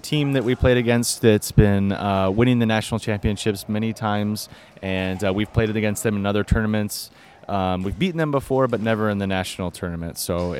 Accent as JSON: {"language": "English", "country": "United States", "tie": "born or raised there", "moved": "yes", "lives_now": "Texas, United States", "said": "I grew up in Illinois, Michigan, where we had those things."}